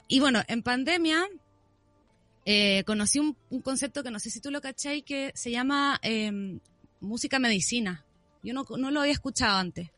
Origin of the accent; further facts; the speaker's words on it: Viña del Mar, Valparaíso, Chile; yo soy de Viña.